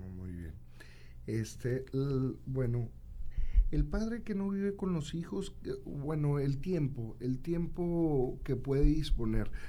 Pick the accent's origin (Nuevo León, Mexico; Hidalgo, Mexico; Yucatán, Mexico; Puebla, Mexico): Nuevo León, Mexico; Santiago; Yo soy de Santiago de Nuevo León, vivo allá